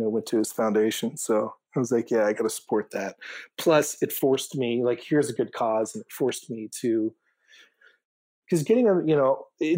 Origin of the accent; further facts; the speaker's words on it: Maine, United States; moved away as an adult; also born or lived in Chicago; I grew up here in Maine, but, left after high school and went off in college and then adventure. And I landed in Chicago